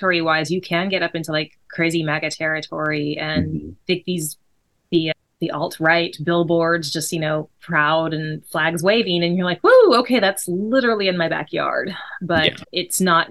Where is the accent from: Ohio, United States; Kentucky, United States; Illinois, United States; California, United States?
California, United States; Sacramento; I am from Sacramento, California